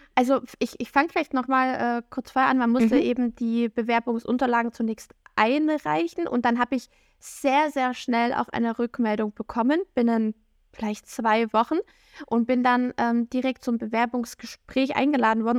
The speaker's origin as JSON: {"language": "German", "region": "Saxony", "country": "Germany", "also_born_or_lived": "Bavaria", "said": "ich komme aus dem Bundesland Sachsen"}